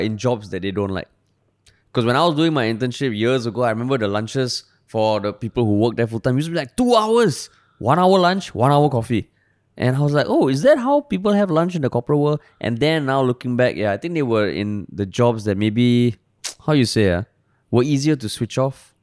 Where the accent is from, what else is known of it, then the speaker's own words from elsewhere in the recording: Singapore; also born or lived in United States; I'm from Singapore